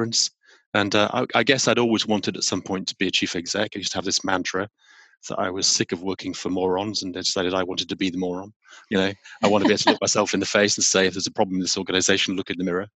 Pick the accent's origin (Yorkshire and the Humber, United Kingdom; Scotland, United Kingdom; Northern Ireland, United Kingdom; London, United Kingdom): Yorkshire and the Humber, United Kingdom; I'm from Yorkshire.